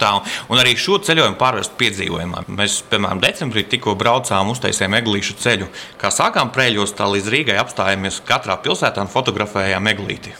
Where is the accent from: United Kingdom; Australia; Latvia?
Latvia; Rudzāti, Līvāni Municipality; now in Poland; Es esmu dzimis Rudzātos, tas ir Līvāna puse